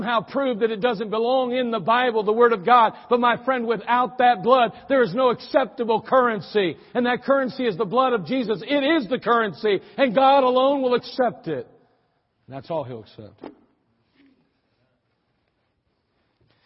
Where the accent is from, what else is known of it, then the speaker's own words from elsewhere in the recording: United States; also born or lived in Germany; There I was as an American